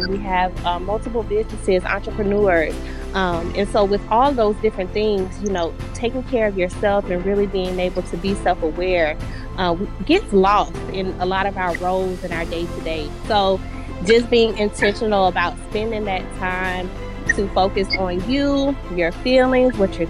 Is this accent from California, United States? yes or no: no; Savannah, Georgia, United States; now in Atlanta, United States; I'm from Savannah, Georgia. I currently live in Atlanta, Georgia.